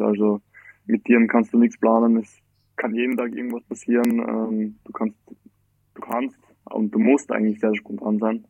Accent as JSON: {"language": "German", "town": "Graz", "region": "Styria", "country": "Austria", "tie": "born or raised there", "said": "ich bin, äh, Österreicher, geboren in Graz, also in der schönen Steiermark."}